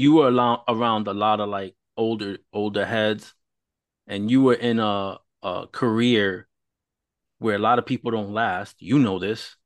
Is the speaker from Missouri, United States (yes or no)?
no; New York, United States; I was growing up in New York